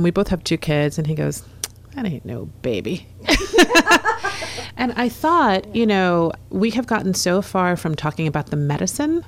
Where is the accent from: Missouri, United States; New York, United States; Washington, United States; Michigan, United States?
New York, United States; New York City; I was born in Brooklyn. I was raised in New York City